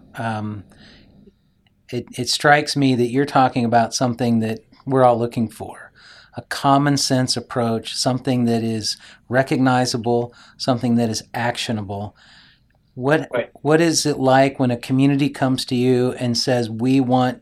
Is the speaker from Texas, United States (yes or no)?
yes; Texas, United States; I grew up in Texas. I grew up around guns.